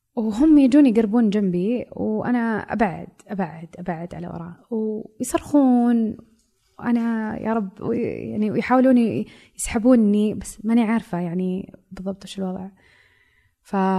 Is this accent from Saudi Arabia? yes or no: yes; Saudi Arabia; هويتي كمرأة سعودية